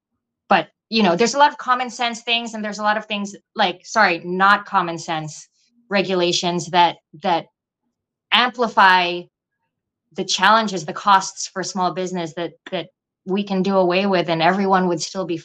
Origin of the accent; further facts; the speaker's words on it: New York, United States; And because we're from New York, hopefully we have a little bit of business going on in New York too.